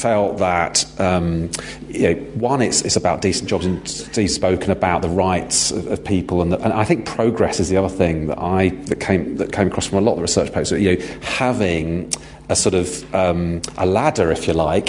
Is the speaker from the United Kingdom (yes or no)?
yes; London, United Kingdom; I'm from London